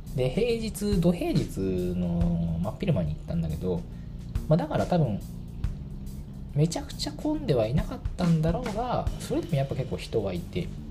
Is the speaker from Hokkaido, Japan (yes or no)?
no; Tachikawa, Tokyo, Japan; 私の地元の立川